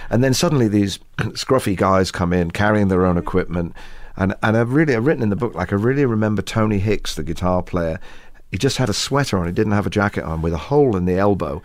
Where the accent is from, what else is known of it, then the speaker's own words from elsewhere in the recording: England, United Kingdom; Maybe we're English